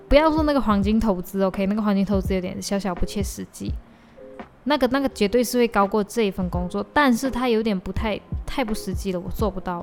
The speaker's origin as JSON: {"language": "Chinese", "country": "Malaysia", "said": "我的身份证号码前面是零二一一零四，意思就是说就是我是二零零二年出生，十，二零零二年十一月四日出生"}